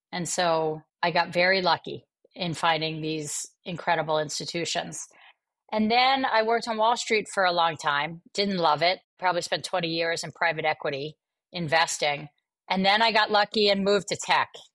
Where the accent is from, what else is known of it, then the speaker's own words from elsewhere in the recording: Atlantic City, New Jersey, United States; growing up in Atlantic City, New Jersey